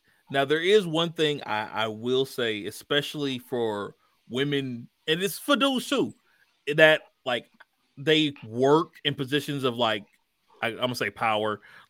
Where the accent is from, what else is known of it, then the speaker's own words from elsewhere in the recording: Midwest, United States; I'm from the Midwest.